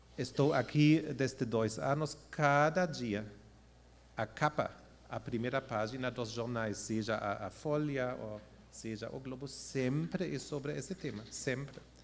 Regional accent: Germany; nós, como alemães

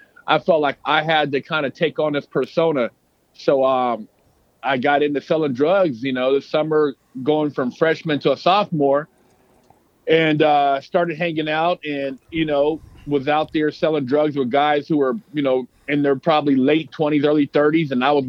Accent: Sacramento, California, United States; I grew up in Sac, but I moved when I was little.

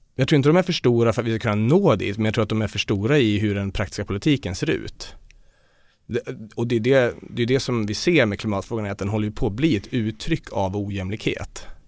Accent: Dalarna County, Sweden; Jag kommer själv från Dalarna

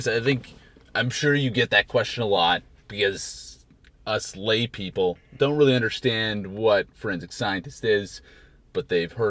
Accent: Canada; now in United States; I am Canadian, yes. I will talk about it a lot. But I think I've been indoctrinized into the American culture.

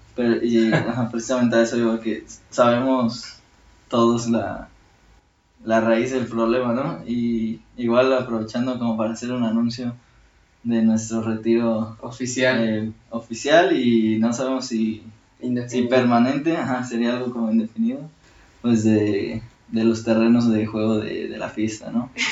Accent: Mexico; todos somos mexicanos

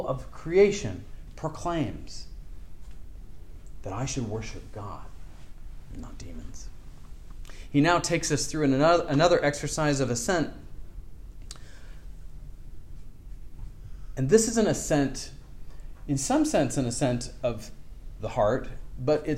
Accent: Seattle, Washington, United States; I grew up in Seattle, and part of my family was from Victoria, British Columbia

